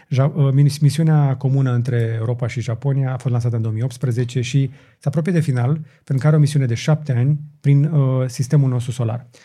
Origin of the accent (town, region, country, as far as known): Romania